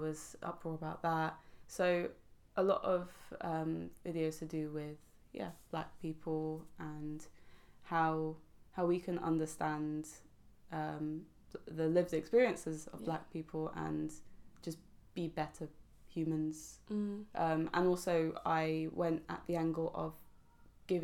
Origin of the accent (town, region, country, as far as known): London, United Kingdom